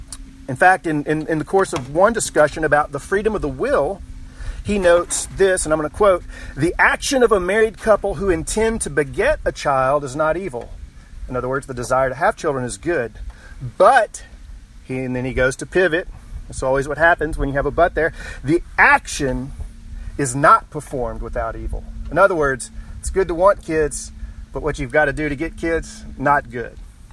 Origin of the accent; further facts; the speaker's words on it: Texas, United States; my home state of Texas